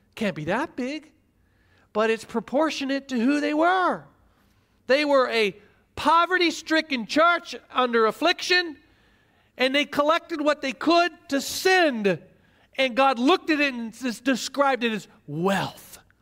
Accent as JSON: {"language": "English", "region": "Midwest", "country": "United States", "tie": "born or raised there", "said": "I grew up in the Midwest watching preachers who often got on T V"}